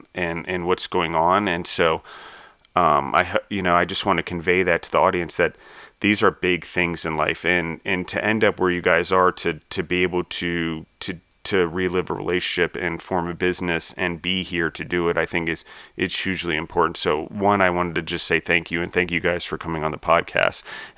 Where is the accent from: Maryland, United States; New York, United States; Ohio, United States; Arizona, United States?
Maryland, United States; now in Denver, United States; I grew up in Maryland, and my parents had a horse farm